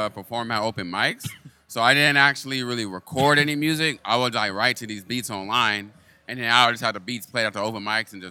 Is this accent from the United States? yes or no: yes; San Diego, California, United States; born or raised there; also born or lived in Lansing, Michigan